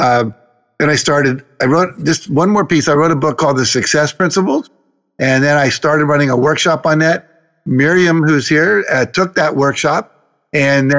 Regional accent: Wheeling, West Virginia, United States; moved away as an adult; also born or lived in Los Angeles; I grew up in Wheeling, West Virginia

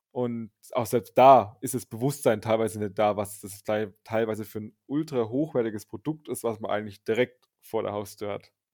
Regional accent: northernmost Bavaria, Germany; Also wir sind aus den nördlichsten Bayern und genauer gesagt, das ungefähr die Region ist das Grenzgebiet Sachsen, Thüringen, Bayern. Da sind wir ungefähr zu Hause

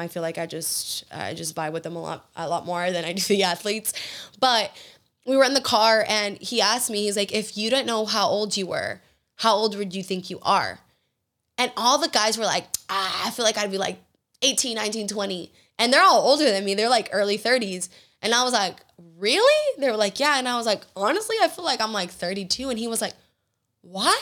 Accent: Georgia, United States; now in Houston, United States; I grew up in Georgia with, eh, with Southern hospitality

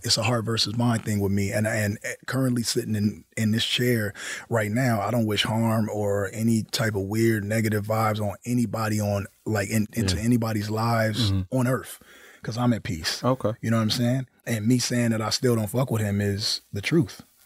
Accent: Compton, California, United States; I was from the West Coast

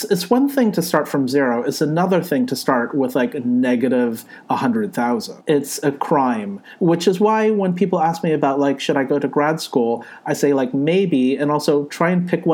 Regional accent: California, United States; moved away as an adult; now in New York, United States; I was born in California. My parents were born in Hong Kong and China. Age, I'm in my early 40s. I'm from California, but I live in New York

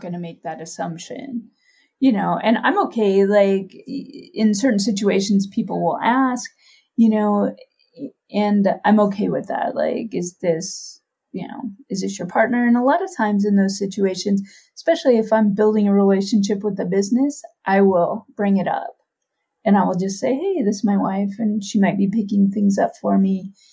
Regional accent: Oakland, California, United States; I am from Oakland, California

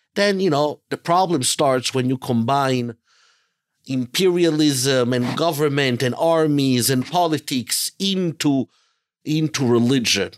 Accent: Italy; moved away; also born or lived in Israel; I was born and raised in Italy, in Europe.

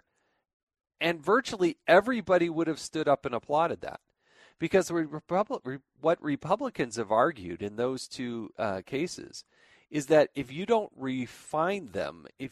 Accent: California, United States; moved away; I was born in California

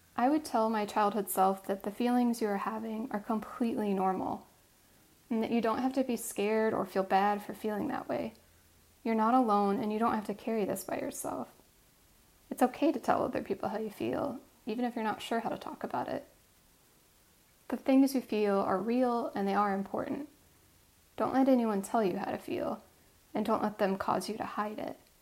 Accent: Midwest, United States; growing up in the Midwest

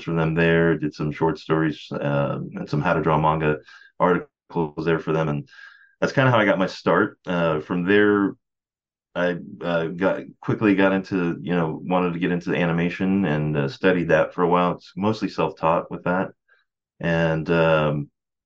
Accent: San Antonio, Texas, United States; I grew up in San Antonio, Texas

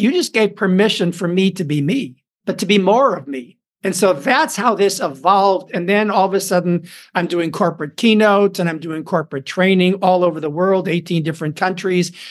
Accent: Chicago, Illinois, United States; moved away as an adult; also born or lived in Hollywood; started studying acting in Chicago, my hometown

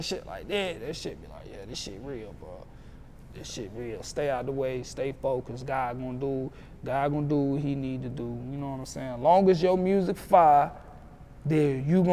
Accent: Roxboro, North Carolina, United States; my city's so small, like, I'm from Roxborough. Mm-hmm. Roxborough, North Carolina

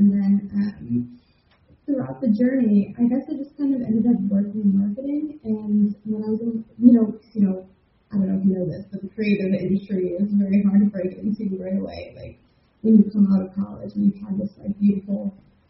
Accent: Chicago, Illinois, United States; now in Liverpool, United Kingdom; I'm from Chicago, Illinois, born and bred, and then I've lived all over the world. I'm currently broadcasting to you from Liverpool, United Kingdom

